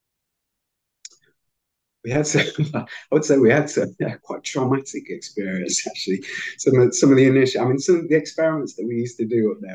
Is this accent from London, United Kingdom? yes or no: no; Manchester, North West England, United Kingdom; also born or lived in Leeds; I'm actually a Lancastrian, so I'm from Manchester